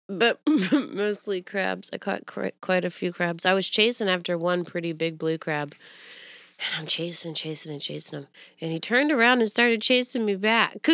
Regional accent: Pensacola, Florida, United States; moved away; I'm from Florida

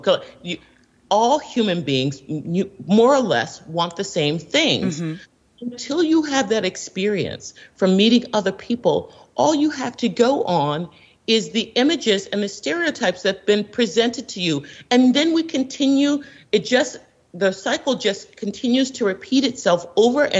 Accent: Washington, District of Columbia, United States; I'm born and raised in Washington, D.C., so I've been involved and embraced in the political scene here

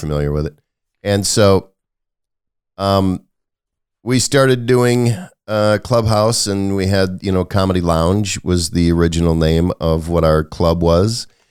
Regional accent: Wisconsin, United States; also born or lived in Los Angeles; now in Kentucky, United States; I grew up in Wisconsin

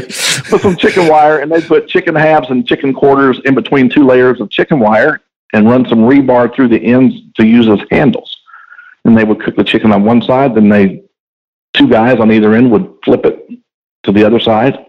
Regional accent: Houston, Texas, United States; born or raised there; also born or lived in Olean, New York

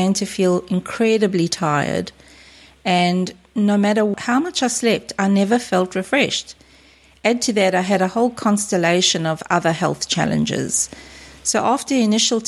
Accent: South Africa; moved away as an adult; now in Australia; I grew up and lived in South Africa until early 2001, when I migrated to Australia, this beautiful place that I now call home.

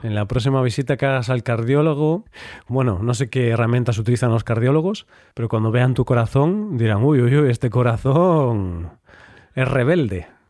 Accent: Galicia, Spain; Yo ya sabes que soy gallego

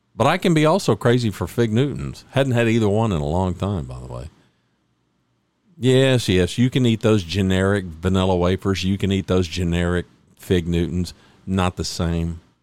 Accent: Oklahoma, United States; also born or lived in north central Texas; now in Texas, United States; I was born in Oklahoma

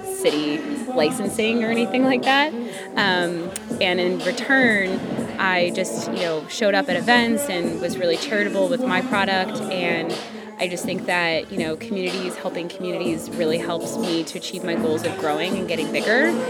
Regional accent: Chicago, Illinois, United States; I'm from Chicago, Illinois.

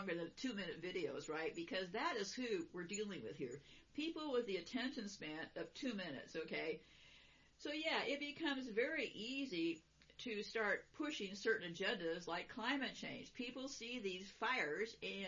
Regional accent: California, United States; I was born in California

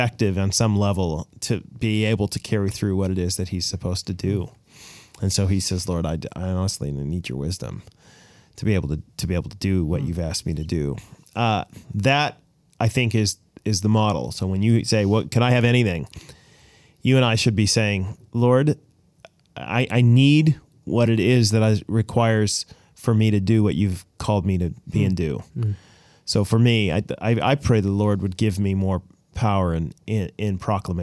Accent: Boston, Massachusetts, United States; moved away; I was born in Boston

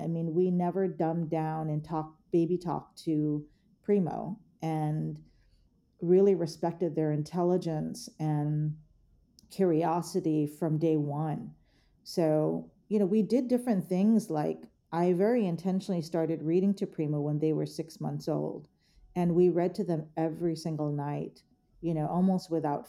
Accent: Philippines; in my gender, in as a Filipino, as a woman

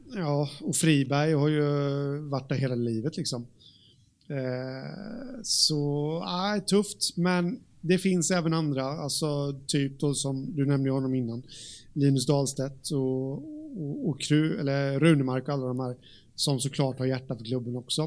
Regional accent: Jönköping, Jönköping County, Sweden; där jag kommer ifrån, eh, här, Jönköping

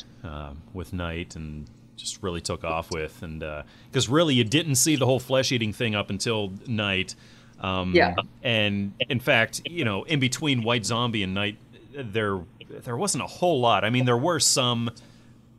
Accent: United States; I'm American

